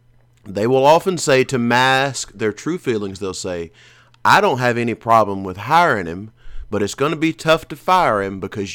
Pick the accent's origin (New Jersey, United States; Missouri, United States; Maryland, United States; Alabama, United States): Alabama, United States; I grew up in Alabama.